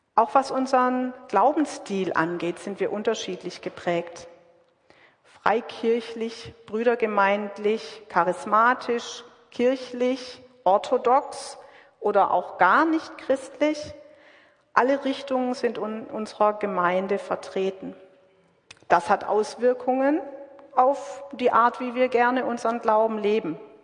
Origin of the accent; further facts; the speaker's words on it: Southern Germany, Germany; now in Witten, Germany; Ich zum Beispiel bin aus Süddeutschland